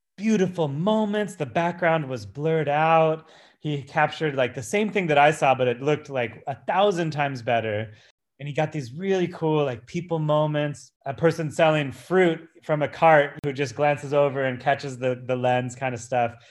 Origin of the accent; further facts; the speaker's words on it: Santa Barbara, California, United States; moved away as an adult; now in New York City, United States; I grew up in Santa Barbara, worked with youth my entire life.